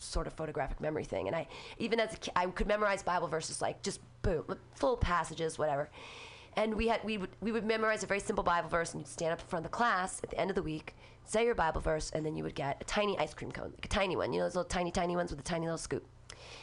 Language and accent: English; Danville, California, United States; also born or lived in Livermore, California; I grew up in Danville